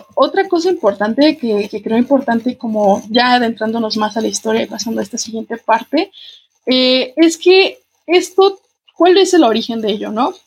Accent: Guanajuato, Mexico; para quienes somos de Guanajuato

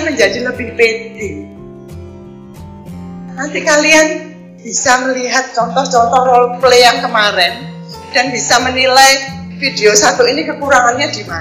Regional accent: Surabaya, East Java, Indonesia; also born or lived in Banjarmasin; Saya berasal dari Banjarmasin lain Saya adalah tangga 3 Agustus 1969. Di sana saya hanya lahir, tapi saya dibesarkan di Surabaya.

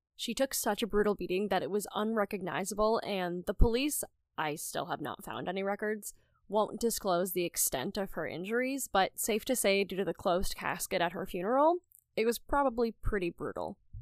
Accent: rural northeast Pennsylvania, United States; my hometown in rural northeast Pennsylvania

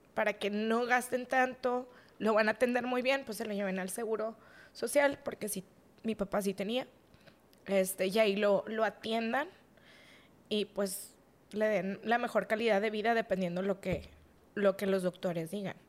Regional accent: Monterrey, Nuevo León, Mexico; Estuvimos creciendo aquí en Monterrey

